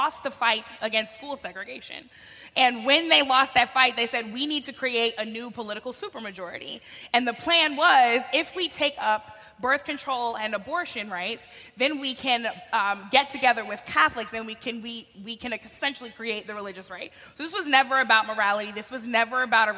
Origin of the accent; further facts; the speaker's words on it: Missouri, United States; my home state of Missouri